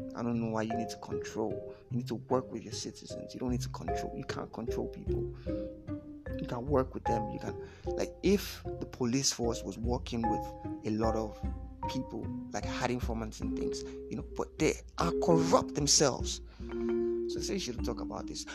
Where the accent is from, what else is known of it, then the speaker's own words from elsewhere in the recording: Lagos, Nigeria; Born and bred in Lagos